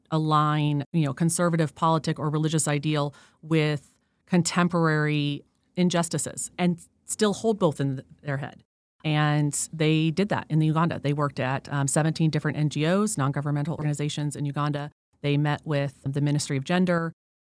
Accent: Colorado Springs, Colorado, United States; also born or lived in Monterey, California / Wyoming / Florida / Georgia; I was born in Monterey. I was a military brat. Dad was in the Army. So I lived in Colorado, Wyoming, Florida, Georgia, Texas, and I spent most of my life in Colorado Springs, Colorado, near Fort Carson.

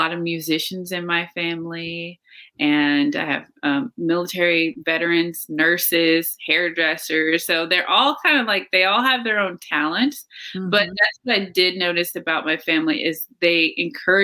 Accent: Cookeville, Tennessee, United States; my family unit growing up in Tennessee was my grandparents and my mom and my aunt and her two boys. So that was my family unit in Cookeville

